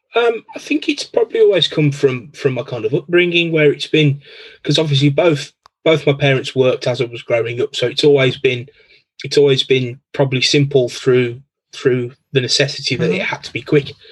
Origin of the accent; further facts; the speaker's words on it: Birmingham, West Midlands, United Kingdom; I'm from Birmingham in the UK. So um, yeah, born here, grew up here, um, live here now still